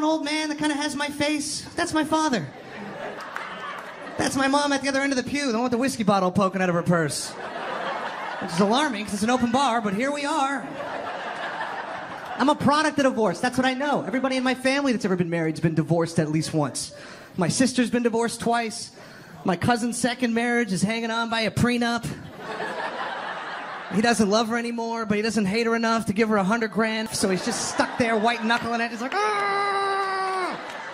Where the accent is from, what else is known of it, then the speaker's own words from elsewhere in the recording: Toronto, Ontario, Canada; I'm from Toronto